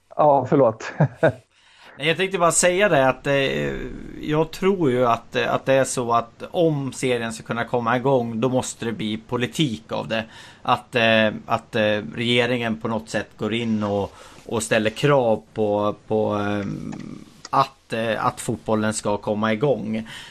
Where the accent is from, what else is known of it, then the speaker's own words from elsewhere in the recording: Bollnäs, Gävleborg County, Sweden; jag är från Bollnäs